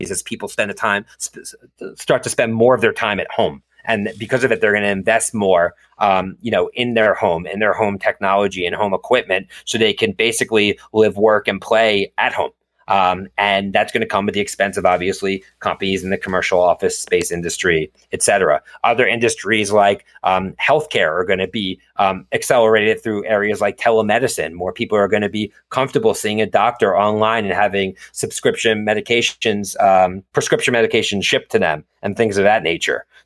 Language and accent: English; Philadelphia, Pennsylvania, United States; Yes, I am from Philadelphia originally.